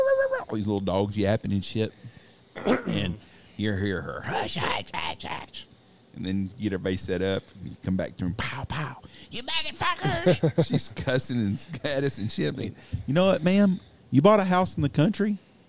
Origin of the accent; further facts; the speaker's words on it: Wichita Falls, Texas, United States; growing up in Wichita Falls